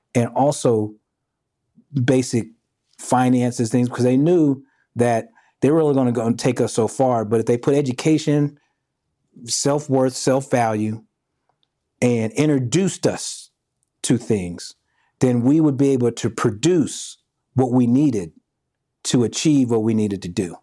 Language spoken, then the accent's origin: English; Houston, Texas, United States; also born or lived in Kansas City; Born in Kansas City, raised in Houston